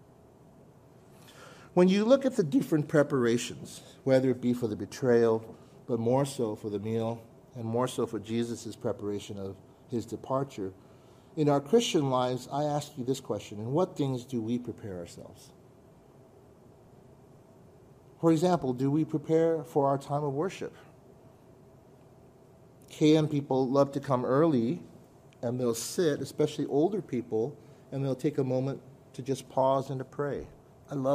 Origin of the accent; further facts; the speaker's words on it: California, United States; I'm from California